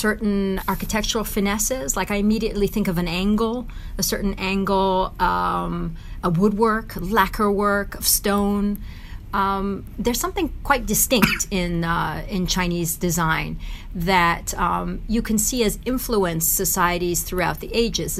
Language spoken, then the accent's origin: English; Tehran, Tehran Province, Iran; also born or lived in United States; now in Switzerland; I was born in Tehran, in Iran